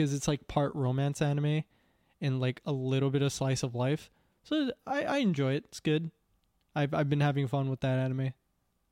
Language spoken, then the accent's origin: English; Canada; I am the offspring of immigrants. I'm only Canadian by citizenship